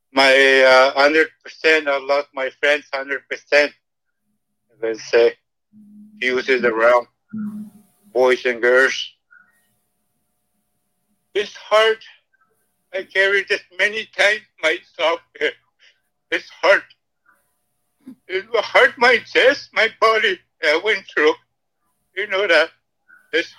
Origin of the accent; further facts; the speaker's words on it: Canada; English is a second language; I came from Ottawa, Scotia, James Bay